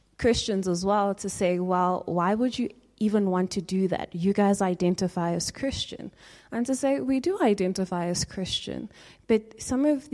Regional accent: South Africa; as a South African

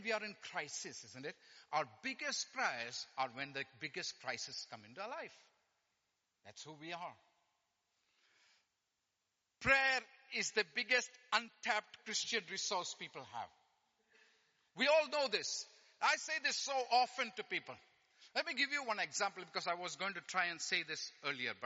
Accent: India; I'm Indian. I speak fast

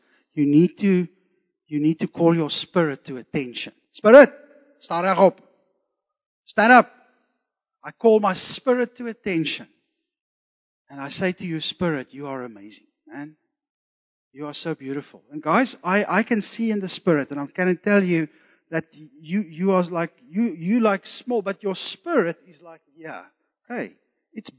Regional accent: Zululand, KwaZulu-Natal, South Africa; I was born in Zululand, so I have some Zulu blood in me

